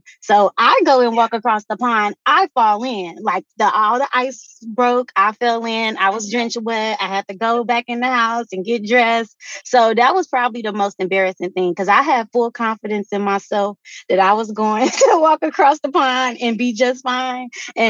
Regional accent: Midwest, United States; since I grew up in the Midwest, it would get cold, the ponds would freeze.

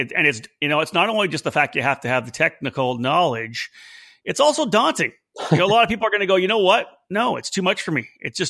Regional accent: Canada; I'm proud Canadian.

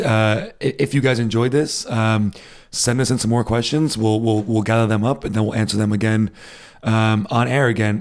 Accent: New England, United States; moved away as an adult; now in Berlin, Germany; growing up in the States, especially in New England, there are a lot of Jews

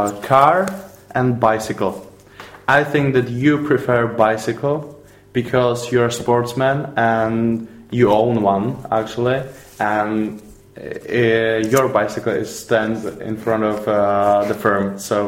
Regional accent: Poděbrady, Central Bohemian Region, Czechia; English is a second language; I'm from Poděbrady

